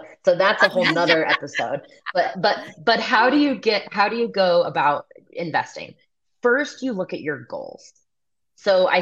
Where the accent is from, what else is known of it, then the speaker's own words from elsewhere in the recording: Kansas City, United States; moved away as an adult; I grew up in Kansas City